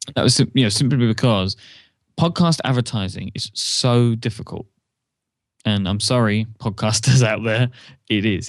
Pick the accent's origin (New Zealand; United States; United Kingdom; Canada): United Kingdom; I'm a British person